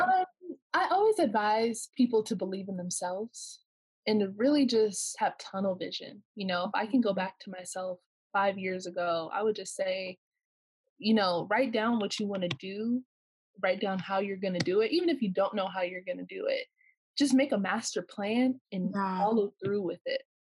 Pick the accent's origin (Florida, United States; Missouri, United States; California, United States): California, United States; Corona; I'm from Corona, California